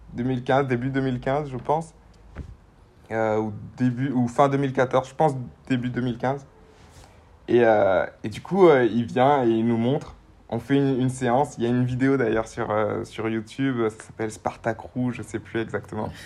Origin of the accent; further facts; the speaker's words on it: Guadeloupe; je viens de Guadeloupe, dans les Antilles